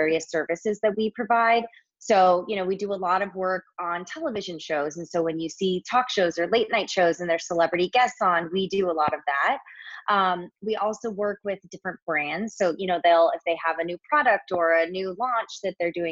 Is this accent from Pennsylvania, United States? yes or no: no; Southern California, United States; moved away as an adult; also born or lived in New York; I was born and raised in Southern California, went to college at SC